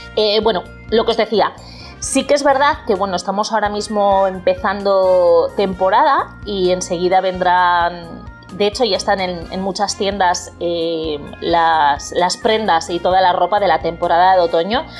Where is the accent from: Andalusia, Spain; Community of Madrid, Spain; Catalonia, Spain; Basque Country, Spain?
Basque Country, Spain; Bilbao; moved away as an adult; also born or lived in Florida, United States; now in Port Charlotte, United States; aunque soy de Bilbao, pues bueno, llevo viviendo en Estados Unidos, eh, concretamente en Florida, desde hace casi un año.